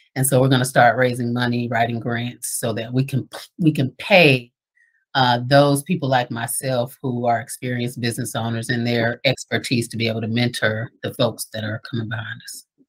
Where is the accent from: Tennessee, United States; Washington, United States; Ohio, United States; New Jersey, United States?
Ohio, United States; Dayton; moved away; now that I'm back here in Dayton full time, I never would have thought I would be back in my hometown